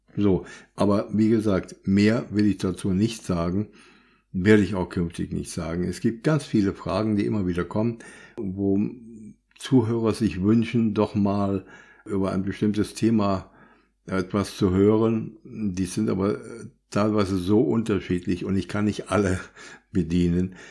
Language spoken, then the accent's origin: German; Germany; bei uns in Deutschland